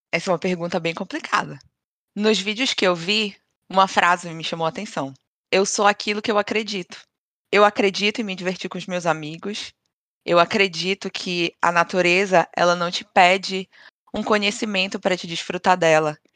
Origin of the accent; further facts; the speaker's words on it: Pará, Brazil; moved away; Desde que eu saí do Brasil, eu hum. sinto que eu sou mais paraense. A cada dia eu me sinto mais paraense